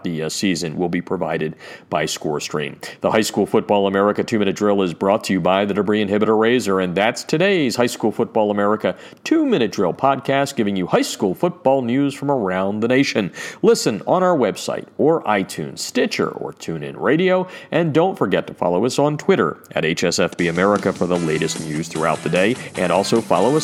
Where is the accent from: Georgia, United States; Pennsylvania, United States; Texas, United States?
Pennsylvania, United States; my home state of Pennsylvania